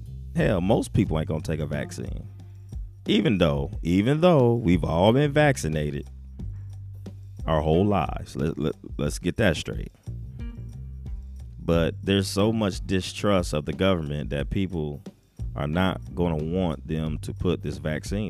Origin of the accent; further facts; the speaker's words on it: Ohio, United States; also born or lived in Omaha, Nebraska; being from Ohio. But I was born in Omaha